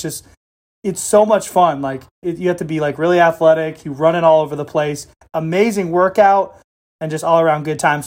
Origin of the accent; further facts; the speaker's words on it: Southern California, United States; California, SoCal, especially when I was growing up